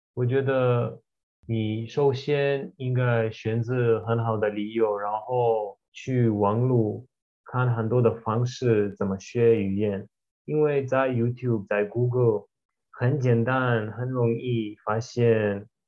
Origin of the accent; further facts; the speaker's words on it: Israel; first language Russian and Hebrew; Chinese is a second language; also born or lived in Taiwan; 我是以色列人